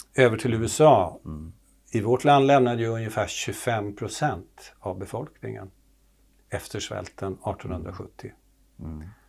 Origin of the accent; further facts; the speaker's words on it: Finland; accent: Finland-Swedish; moved away; jag kommer från Finland från början och talar så här som Mumintroll